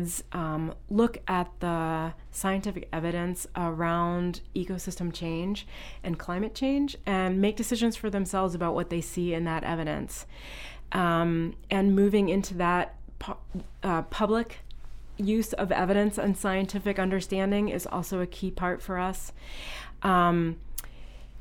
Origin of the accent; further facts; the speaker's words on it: Virginia, United States; moved away as an adult; also born or lived in Portsmouth, New Hampshire; now in South Berwick, United States; I grew up in Virginia